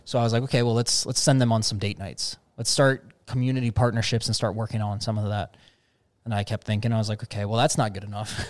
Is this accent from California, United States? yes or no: no; Cincinnati, Ohio, United States; Cincinnati, uh, my hometown